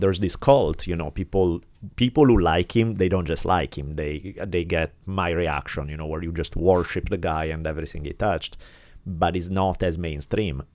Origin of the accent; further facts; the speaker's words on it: Italy; moved away; growing up in Italy